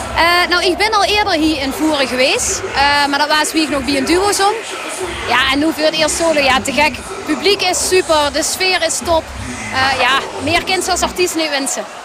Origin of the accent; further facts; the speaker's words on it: Kerkrade, Limburg, Netherlands; now in near Arnhem, Netherlands; Ik ben oorspronkelijk uit Kerkrol